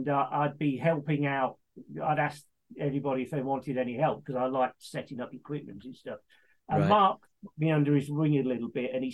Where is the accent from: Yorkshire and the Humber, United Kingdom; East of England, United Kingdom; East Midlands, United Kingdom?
East Midlands, United Kingdom; Leicester; Born and raised in Leicester